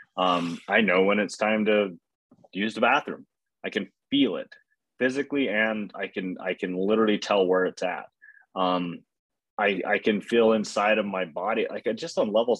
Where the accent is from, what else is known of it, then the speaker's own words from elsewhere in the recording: Utah, United States; we're from Utah